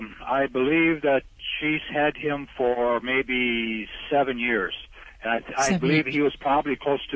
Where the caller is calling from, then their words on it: North Dakota, United States; Well, right now I'm in North Dakota. I'm a truck driver on the road.